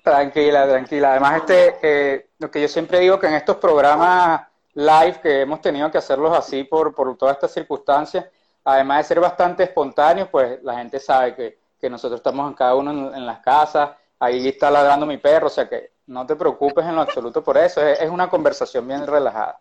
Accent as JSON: {"language": "Spanish", "country": "Venezuela", "said": "Yo particularmente que soy venezolano como tú"}